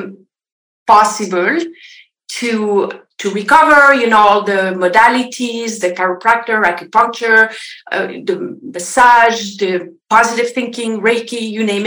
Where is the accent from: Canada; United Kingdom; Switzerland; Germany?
Switzerland; French part of Switzerland, Romandy; moved away as an adult; now in Los Angeles, United States; I am from Switzerland originally, if you wonder about my accent. So I originally the French part of Switzerland. I grew up on a farm.